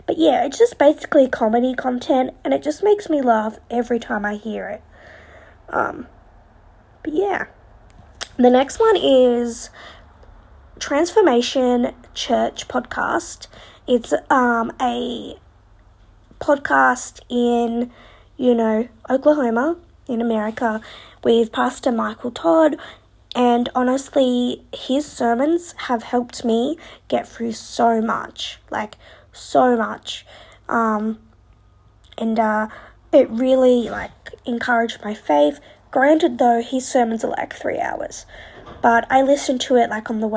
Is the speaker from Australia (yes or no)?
yes; Australia; being an Australian